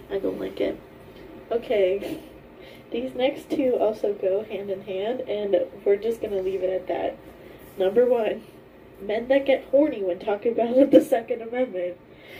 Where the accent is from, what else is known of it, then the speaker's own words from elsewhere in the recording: Appalachia, United States; Like, I'm from Appalachia, so obviously...